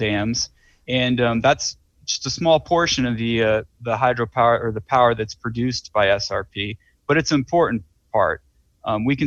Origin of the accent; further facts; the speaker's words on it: Nebraska, United States; now in Arizona, United States; I'm originally from Nebraska. I grew up on the Great Plains